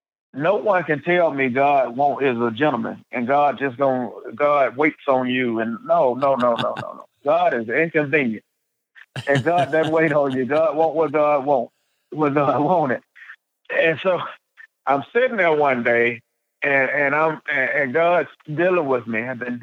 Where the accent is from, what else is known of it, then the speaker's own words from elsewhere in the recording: the South, United States; Forgive me, I'm from the South. So if you hear me say britches, it's a Southern thing.